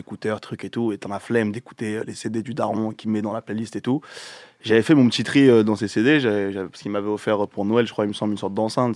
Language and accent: French; Seine-et-Marne, Île-de-France, France; là d'où je viens dans le 7-7